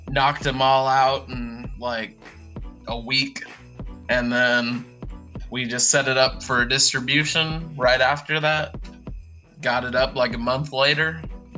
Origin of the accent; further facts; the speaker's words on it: Portland, Oregon, United States; moved away as an adult; now in Nashville, United States; I originated in Portland, Oregon, moved down here for college